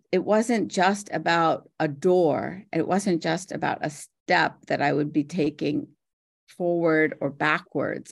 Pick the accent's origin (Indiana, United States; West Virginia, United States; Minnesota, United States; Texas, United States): West Virginia, United States; Morgantown; also born or lived in India; I'm from Morgantown, West Virginia